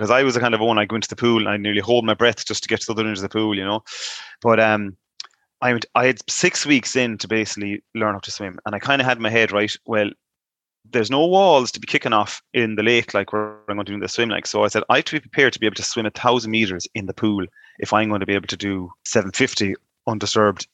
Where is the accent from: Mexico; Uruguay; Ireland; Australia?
Ireland; Moycullen, Connacht; growing up in Mycullen, I was mainly just hurling football